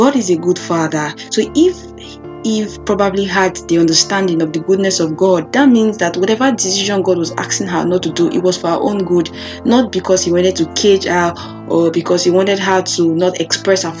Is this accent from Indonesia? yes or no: no; Nigeria; I grew up in Africa, Nigeria